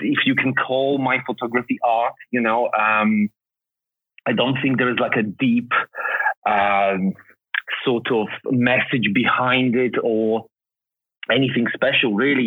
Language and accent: English; Poland; moved away; I was born in Poland